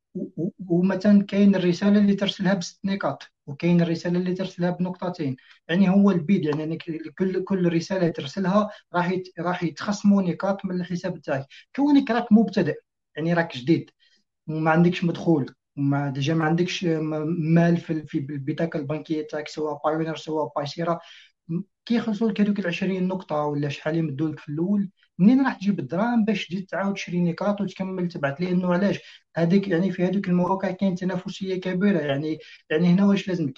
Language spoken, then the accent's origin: Arabic; Algeria